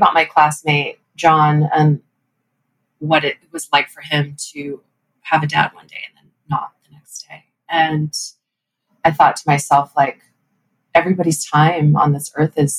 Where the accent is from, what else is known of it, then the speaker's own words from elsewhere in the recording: Texas, United States; in my community growing up in Texas, in my, you know, Chinese American community